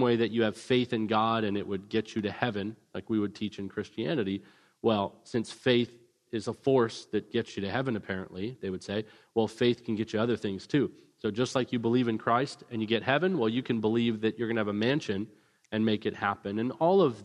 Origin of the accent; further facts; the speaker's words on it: Vancouver, British Columbia, Canada; moved away; also born or lived in Orange County, California; I grew up in Vancouver, British Columbia